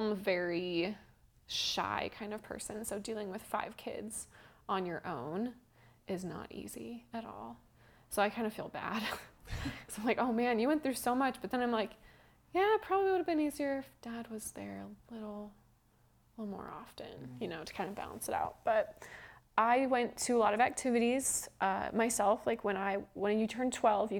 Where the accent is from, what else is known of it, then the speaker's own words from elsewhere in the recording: Cameron Park, California, United States; I'm from Northern California, a town called Cameron Park